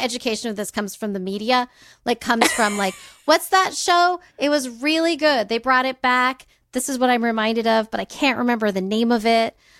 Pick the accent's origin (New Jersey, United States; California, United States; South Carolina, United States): California, United States; I grew up in California